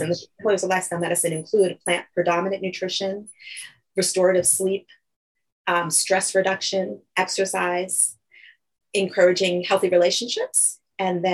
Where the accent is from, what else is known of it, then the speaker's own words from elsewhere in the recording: New York, United States; moved away as an adult; also born or lived in Fort Lauderdale, Florida; now in Bennington, United States; I'm initially from New York, actually. As you can tell, I did my training and everything there. I grew up there